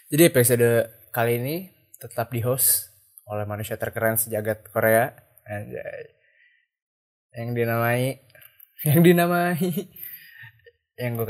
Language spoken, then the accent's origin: Indonesian; Bogor, West Java, Indonesia; uh, Bogor lagi kenapa ya gitu Bogor lagi ada apa ya gitu gue kan asli Bogor gitu